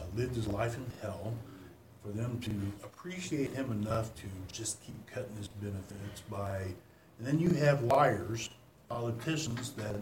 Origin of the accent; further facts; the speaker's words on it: Arcanum, Ohio, United States; Arcanum, my hometown area